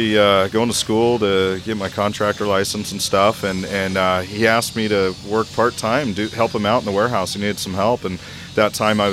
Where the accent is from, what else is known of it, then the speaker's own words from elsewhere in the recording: Chico, California, United States; We're from Northern California, kind of out in the sticks. We're in Chico, California